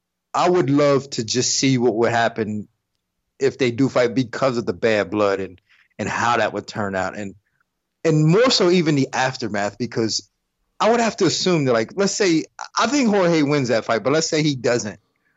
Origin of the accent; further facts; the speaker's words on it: Delaware, United States; also born or lived in Port Saint Lucie, Florida; now in Florida, United States; I'm natively from Delaware.